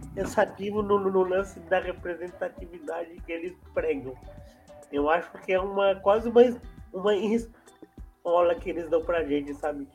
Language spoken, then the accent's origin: Portuguese; São Paulo, Brazil; eu sou de São Paulo, capital